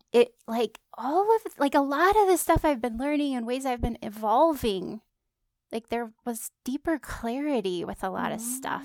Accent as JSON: {"language": "English", "region": "California", "country": "United States", "tie": "born or raised there", "moved": "yes", "said": "went to my hometown in California"}